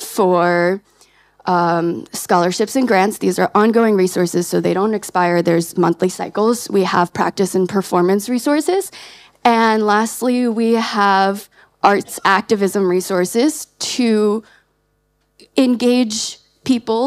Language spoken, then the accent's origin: English; United States; We're from the States